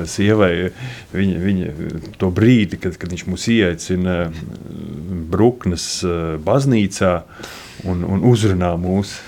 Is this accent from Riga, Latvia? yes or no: yes; Riga, Latvia; moved away as an adult; now in Kurmene, Latvia; es pats esmu no Rīgas, no Pārdaugavas.